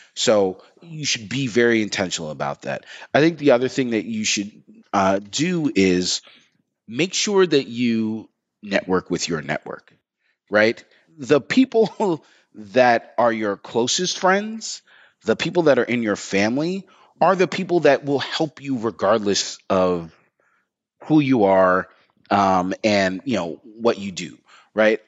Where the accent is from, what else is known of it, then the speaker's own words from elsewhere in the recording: New York, United States; I'm from New York